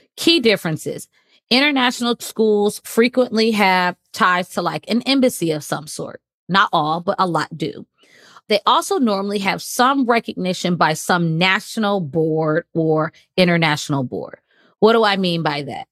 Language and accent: English; United States; moved away as an adult; also born or lived in Qatar / China / Kuwait; now in Cayman Islands; I'm from the United States.